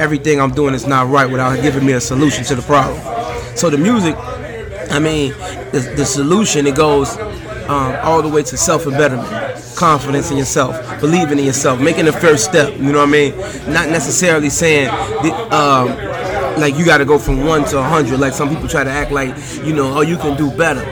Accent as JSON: {"language": "English", "town": "Chicago", "region": "Illinois", "country": "United States", "accent": "Chicago", "said": "I'm from the West Side."}